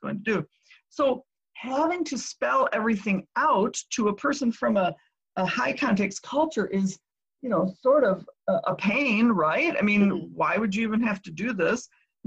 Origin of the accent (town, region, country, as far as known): United States; also born or lived in Japan